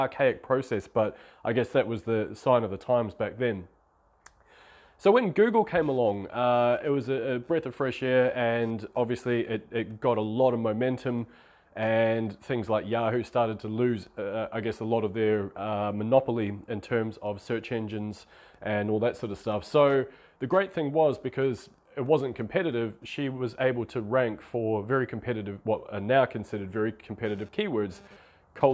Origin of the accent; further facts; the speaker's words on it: New Zealand; now in Australia; this is small town New Zealand. I'm from New Zealand, I live in Australia at the moment.